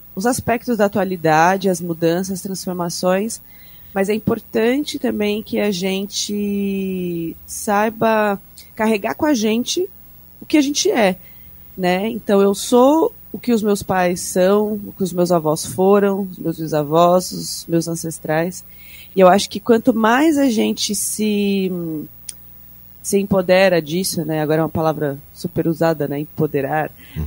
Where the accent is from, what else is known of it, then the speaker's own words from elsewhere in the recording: São Paulo, Brazil; Eu sou paulistana